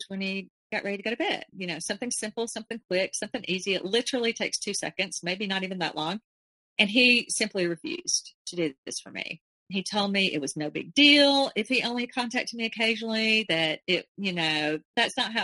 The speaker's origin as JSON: {"language": "English", "region": "Alabama", "country": "United States", "said": "I was from Alabama"}